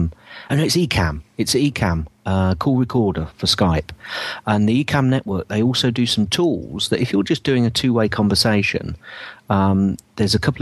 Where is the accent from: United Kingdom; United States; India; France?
United Kingdom; Northampton, East Midlands; Northampton, my hometown